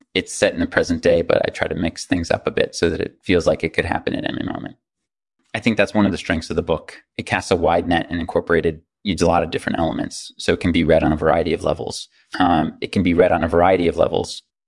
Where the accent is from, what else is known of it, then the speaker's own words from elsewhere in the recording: New York City, New York, United States; I grew up in New York City